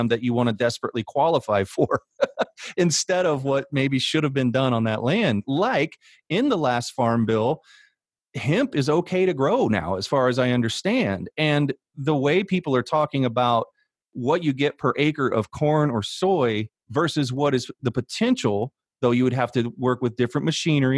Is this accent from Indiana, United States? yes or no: yes; Indiana, United States; growing up in Indiana